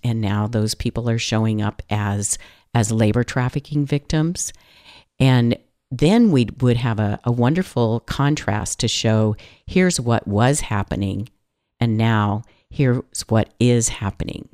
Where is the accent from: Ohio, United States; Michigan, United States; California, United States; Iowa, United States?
California, United States; I'm from California